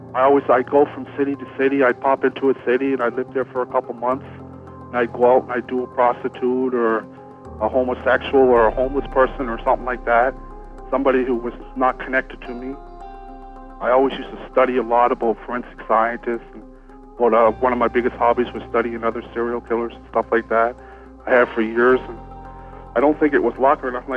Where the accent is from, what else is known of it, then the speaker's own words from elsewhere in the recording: Yarmouth, Nova Scotia, Canada; We're both from Yarmouth, a little small town down in Nova Scotia